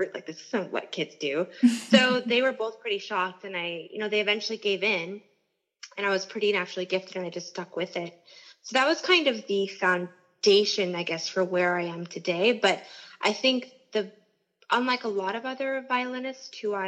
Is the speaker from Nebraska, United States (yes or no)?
yes; Lincoln, Nebraska, United States; I was born in Lincoln, Nebraska, which is in the Midwest